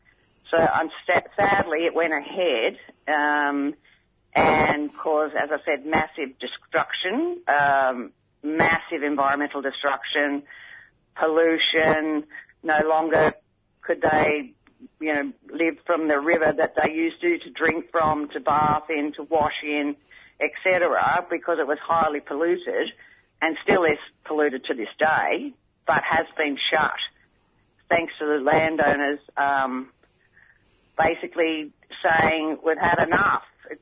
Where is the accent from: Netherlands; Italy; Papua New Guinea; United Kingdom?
Papua New Guinea; Bougainville